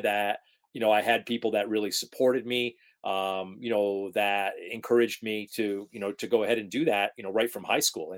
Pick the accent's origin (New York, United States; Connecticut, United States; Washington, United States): New York, United States; Rotterdam; also born or lived in Rochester, New York; Rotterdam, New York is the hometown